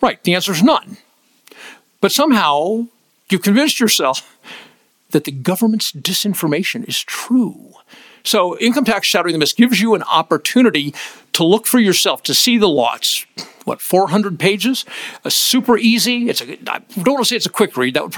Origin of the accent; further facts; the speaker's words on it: United States; As an American